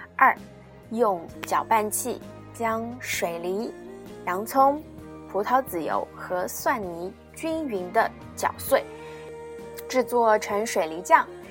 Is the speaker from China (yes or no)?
yes; China; 我们中国人民